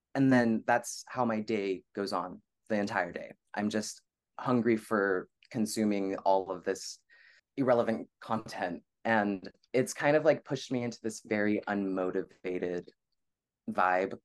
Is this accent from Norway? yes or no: no; Bay Area, California, United States; also born or lived in Los Angeles, California; I was born and raised in the Bay Area, California.